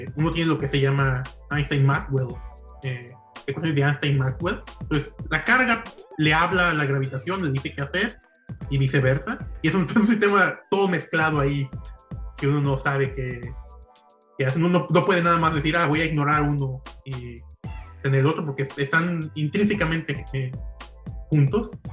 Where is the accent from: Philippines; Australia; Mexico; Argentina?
Mexico; Ciudad Guzmán, Jalisco; also born or lived in Colima / Stony Brook, New York; now in Davis, United States; yo soy nativo de Ciudad Guzmán, Jalisco